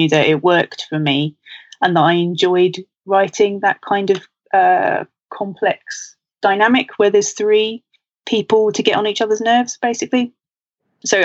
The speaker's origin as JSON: {"language": "English", "region": "London", "country": "United Kingdom", "said": "I'm from London"}